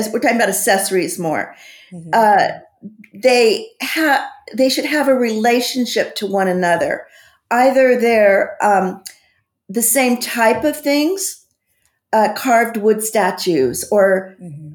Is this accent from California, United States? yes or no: yes; San Quentin, California, United States; I grew up in San Quentin Prison. My dad was a warden, and we lived on the prison grounds till I was 13